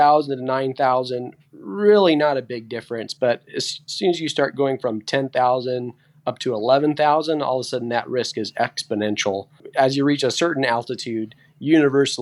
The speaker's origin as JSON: {"language": "English", "region": "Central California", "country": "United States", "tie": "born or raised there", "said": "I'm born and raised in Central California"}